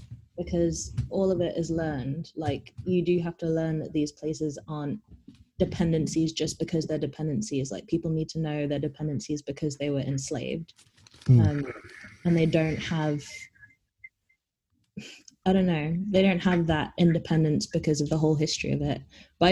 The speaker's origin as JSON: {"language": "English", "country": "Jamaica", "moved": "yes", "said": "I'm from Jamaica"}